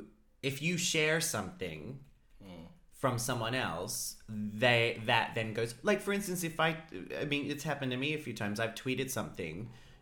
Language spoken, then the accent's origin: English; Australia; I'm Australian.